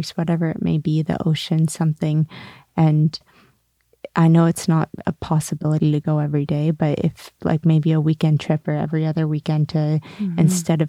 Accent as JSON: {"language": "English", "town": "Sonoma", "region": "California", "country": "United States", "tie": "born or raised there", "moved": "yes", "said": "Originally born in Sonoma, California"}